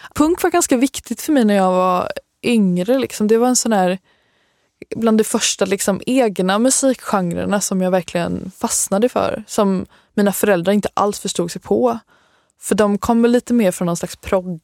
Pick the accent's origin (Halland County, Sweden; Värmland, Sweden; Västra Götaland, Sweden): Halland County, Sweden; Halmstad; Jag kommer från Halmstad.